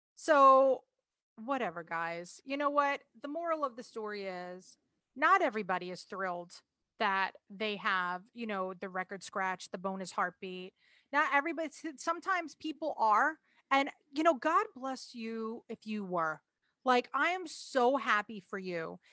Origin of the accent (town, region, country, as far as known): New York, United States